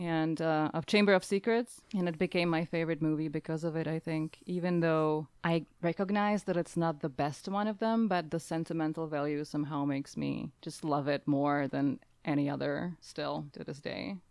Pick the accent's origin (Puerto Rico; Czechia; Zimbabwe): Czechia; now in Nebraska, United States; I'm originally from the Czech Republic, but I currently am living in Nebraska, in the U S